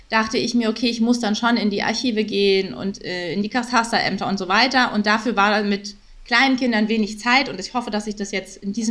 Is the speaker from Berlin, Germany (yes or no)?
yes; Berlin, Germany; now in Hamburg, Germany; Auch aus Berlin.